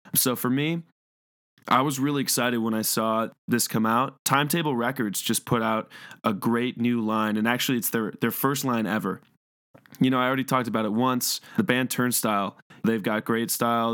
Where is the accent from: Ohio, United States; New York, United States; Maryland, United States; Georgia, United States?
Ohio, United States; Cleveland; I'm from Cleveland